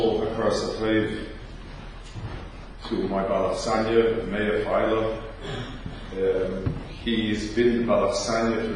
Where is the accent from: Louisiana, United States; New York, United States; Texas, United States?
New York, United States; as a New Yorker